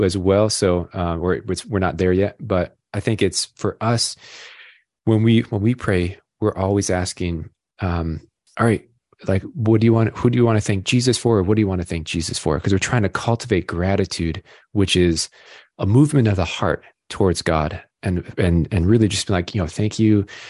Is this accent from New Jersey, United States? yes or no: no; Rochester, New York, United States; I grew up in Rochester, New York